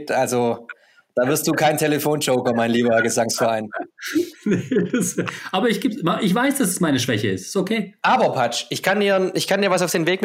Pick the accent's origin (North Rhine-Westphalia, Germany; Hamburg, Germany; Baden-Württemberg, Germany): Baden-Württemberg, Germany; Stuttgart; Ich bin natürlich äh, ein Kind der Wilhelma in Stuttgart